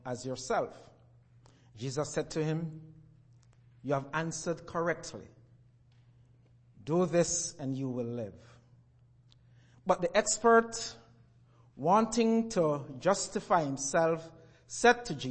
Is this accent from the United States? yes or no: no; Jamaica; moved away; As I was growing up in Jamaica